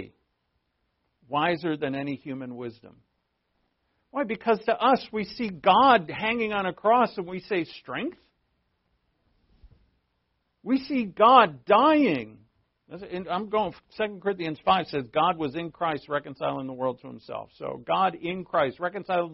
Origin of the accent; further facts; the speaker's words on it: New England, United States; moved away; I'm from New England. We all grew up swearing.